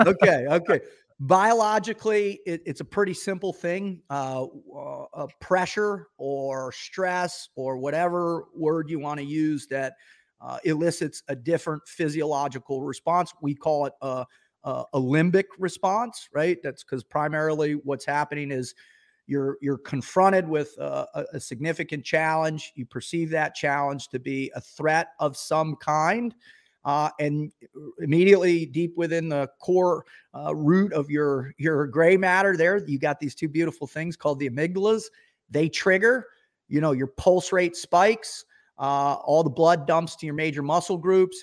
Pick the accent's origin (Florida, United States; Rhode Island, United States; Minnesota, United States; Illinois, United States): Florida, United States; Boca Raton; I grew up in Boca Raton, Florida